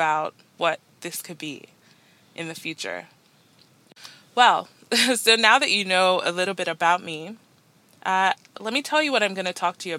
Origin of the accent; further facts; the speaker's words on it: Nigeria; moved away as an adult; now in Toronto, Canada; I'm Nigerian-born, Nigerian-raised, moved to Canada just over 7 years ago